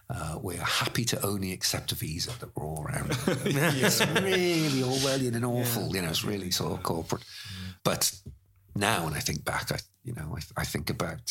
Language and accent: English; United Kingdom; we're British.